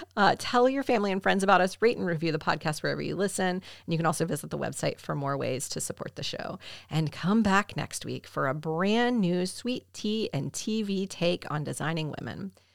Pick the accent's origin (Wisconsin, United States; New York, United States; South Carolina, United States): South Carolina, United States; my home state, South Carolina